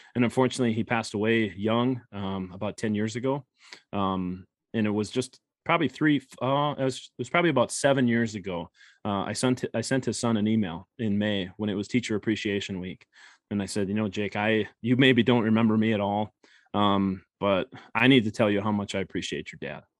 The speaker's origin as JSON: {"language": "English", "town": "Grand Forks", "region": "North Dakota", "country": "United States", "tie": "born or raised there", "moved": "yes", "lives_now": "Minnesota, United States", "said": "I grew up in Grand Forks, North Dakota"}